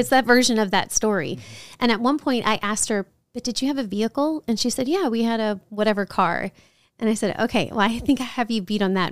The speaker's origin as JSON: {"language": "English", "town": "New Orleans", "region": "Louisiana", "country": "United States", "tie": "born or raised there", "also_born_or_lived": "Chicago / San Antonio", "moved": "yes", "said": "I grew up in New Orleans"}